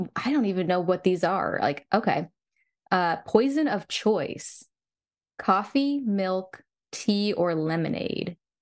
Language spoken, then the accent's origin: English; the South, United States; I'm from the South.